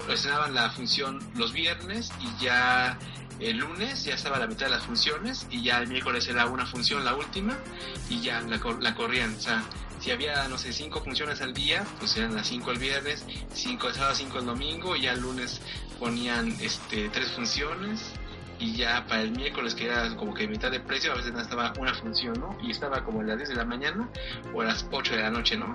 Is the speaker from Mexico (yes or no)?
yes; Mexico; aquí en nuestro país